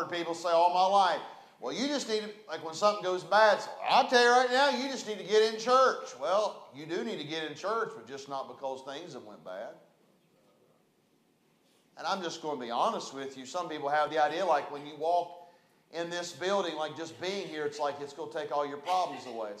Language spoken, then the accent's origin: English; West Virginia, United States; now in Chattanooga, United States; I'm from West Virginia